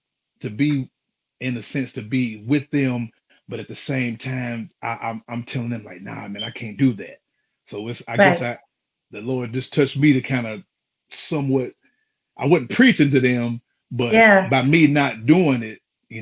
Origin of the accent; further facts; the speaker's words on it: Knoxville, Tennessee, United States; Actually, life was good. I was blessed to be able to just grow up in a loving household.